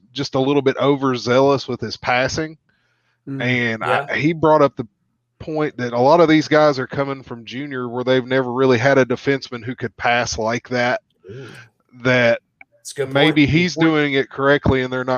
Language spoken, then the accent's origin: English; Kentucky, United States; We're from Kentucky